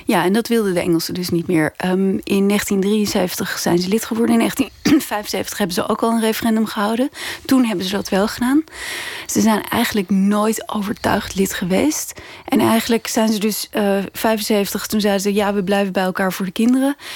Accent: Netherlands; moved away as an adult; also born or lived in London; als Nederlander

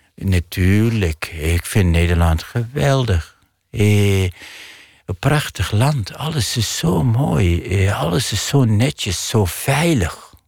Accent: Iraq; Dutch is a second language; moved away as an adult; now in Netherlands; ik kom uit een maatschappij waar is veel taboes

